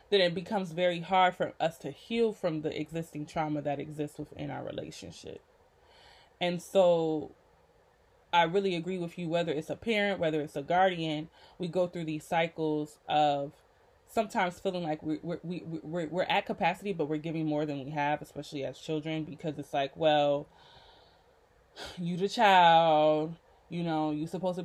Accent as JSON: {"language": "English", "town": "Rochester", "region": "New York", "country": "United States", "tie": "born or raised there", "moved": "yes", "said": "it is hard for me to feel comfortable in my hometown of Rochester"}